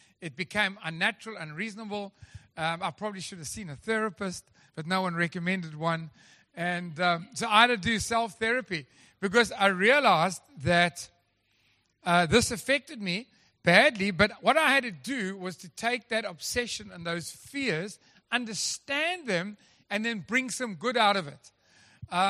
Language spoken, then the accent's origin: English; Durban, KwaZulu-Natal, South Africa; now in Western Cape, South Africa; I come from Durban